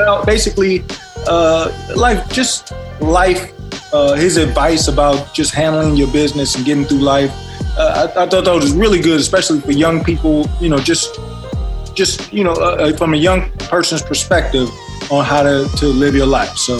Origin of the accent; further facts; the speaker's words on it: Chicago, Illinois, United States; born and raised in Chicago, south side of Chicago